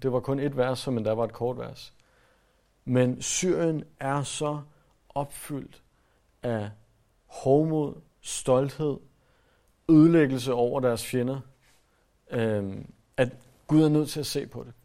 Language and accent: Danish; Denmark